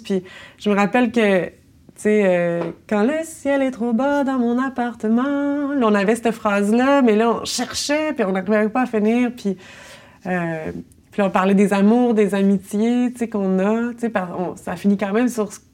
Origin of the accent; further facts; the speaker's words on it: Longueuil, Quebec, Canada; moved away as an adult; also born or lived in Montreal; je suis euh, née à Longueuil et j'y habite encore